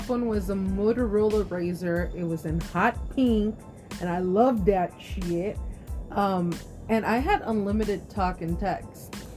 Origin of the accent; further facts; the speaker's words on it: Austin, Texas, United States; moved away as an adult; also born or lived in Round Rock, Texas; now in California, United States; I grew up in Austin, Texas